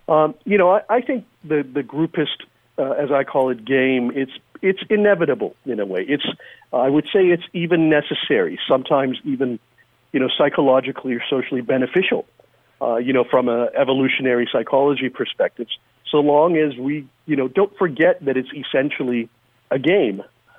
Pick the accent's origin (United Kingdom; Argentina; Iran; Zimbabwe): Iran; moved away; I'm an immigrant from Iran. My family came here during the revolution. Wasn't a fun time.